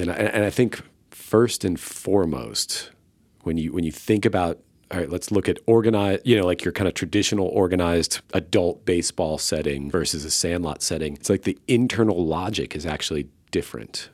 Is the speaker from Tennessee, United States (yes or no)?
no; Tampa, Florida, United States; moved away as an adult; now in Austin, United States; I'm from the Tampa Bay area